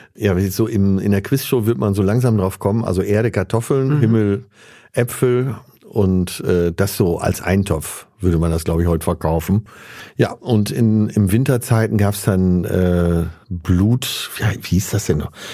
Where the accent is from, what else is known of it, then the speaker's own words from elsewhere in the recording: Münster, North Rhine-Westphalia, Germany; also born or lived in Essen; 27. September in Essen geboren, dann aber relativ schnell weggezogen äh, ins Münsterland nach Münster da aufgewachsen